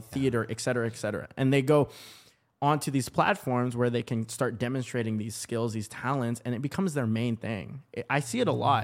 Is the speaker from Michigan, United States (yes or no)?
no; Portland, Oregon, United States; also born or lived in Vancouver, Washington; now in Los Angeles, United States; that's kinda like my hometown. Portland, Oregon